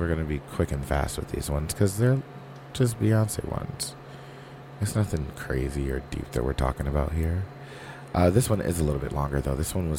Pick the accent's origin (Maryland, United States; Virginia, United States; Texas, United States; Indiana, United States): Texas, United States; Houston; Plus, I'm from Houston, so I'm sure they won't go down anytime soon.